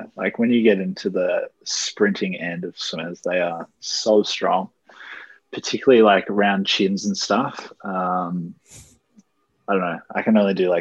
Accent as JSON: {"language": "English", "country": "Australia", "tie": "born or raised there", "said": "growing up in Australia"}